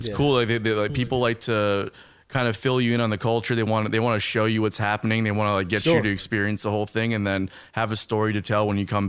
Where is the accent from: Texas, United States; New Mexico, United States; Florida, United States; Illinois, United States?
Florida, United States; Miami; also born or lived in Fort Lauderdale; My dad's from Cuba, and we grew up in South Florida, like in Miami, Fort Lauderdale area.